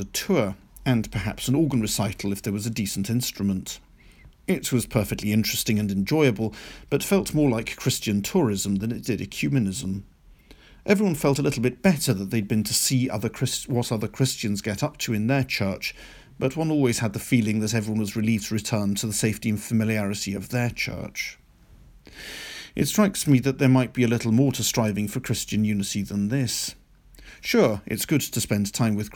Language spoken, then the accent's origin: English; Criccieth, Wales, United Kingdom; moved away; I was in the Roman Catholic Church in my hometown of Cricieth in North Wales